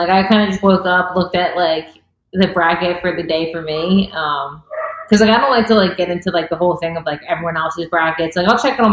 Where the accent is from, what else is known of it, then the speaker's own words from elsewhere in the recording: Philadelphia, Pennsylvania, United States; I'm from Philadelphia